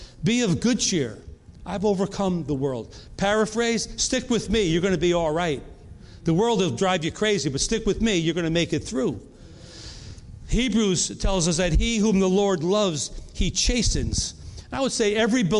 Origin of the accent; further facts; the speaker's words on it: New York, United States; moved away as an adult; also born or lived in North Carolina; We're from New York. We moved to North Carolina.